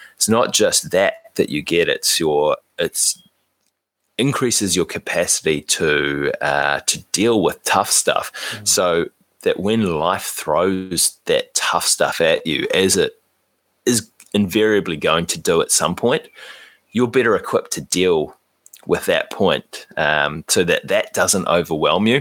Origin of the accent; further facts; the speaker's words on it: New Zealand; as Kiwi guys, that's something that is quite easy for us to understand